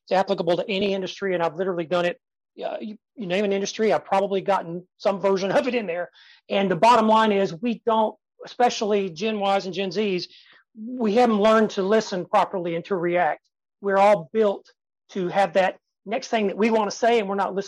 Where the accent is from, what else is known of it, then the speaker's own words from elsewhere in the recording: Tennessee, United States; I was born in Tennessee and I can sound like